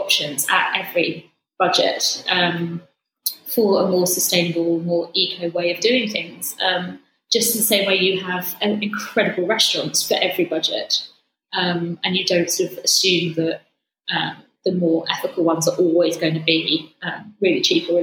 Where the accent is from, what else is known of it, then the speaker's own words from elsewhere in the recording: Suffolk, East of England, United Kingdom; moved away; I grew up in Suffolk. I grew up with farmers and a lot of friends are still farming there.